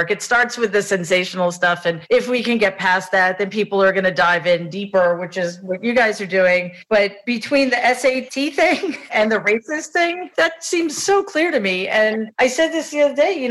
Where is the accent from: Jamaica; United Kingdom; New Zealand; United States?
Jamaica; I, am so happy and grateful that I grew up in Jamaica because it's what grounded me.